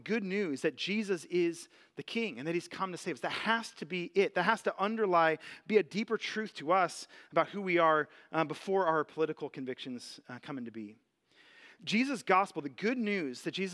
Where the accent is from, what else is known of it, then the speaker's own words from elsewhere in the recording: United States; American citizens